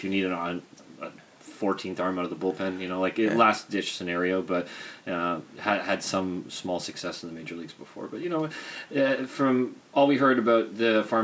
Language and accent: English; Mississauga, Ontario, Canada; Chris played ball in my age group growing up in the Mississauga North baseball system